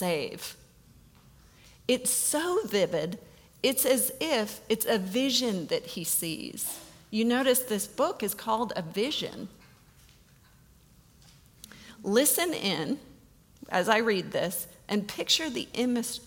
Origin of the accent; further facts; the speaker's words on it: United States; we as American Christians